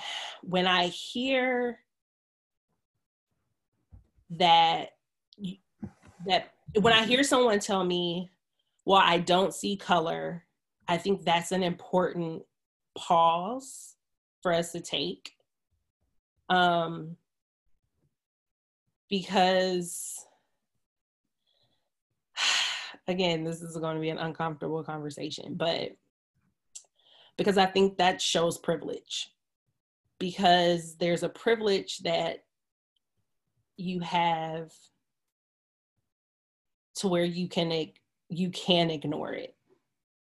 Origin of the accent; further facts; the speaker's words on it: Stone Mountain, Georgia, United States; moved away as an adult; now in California, United States; I grew up in Atlanta. So race is big in Georgia. You know, I grew up in Stone Mountain